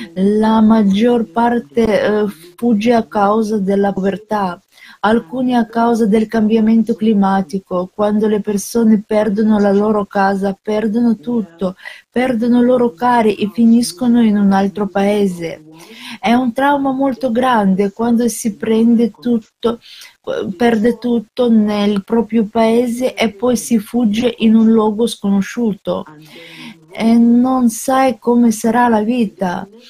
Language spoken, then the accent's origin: Italian; Nigeria; now in Canada; Vendo da un altro paese dalla Nigeria, vivo in Canada.